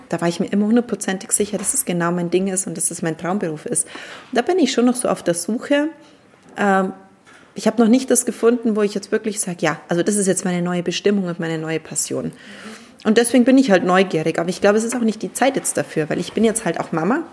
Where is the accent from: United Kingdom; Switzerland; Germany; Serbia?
Germany; bei uns in Deutschland